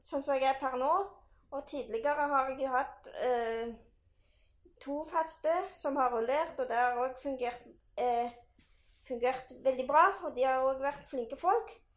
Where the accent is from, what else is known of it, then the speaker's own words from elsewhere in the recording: Bryne, Rogaland, Norway; moved away as an adult; now in Stavanger, Norway; jeg kommer fra Bryne, som er jo en, ja, en liten by. Nå er det blitt by nå, på Jæren.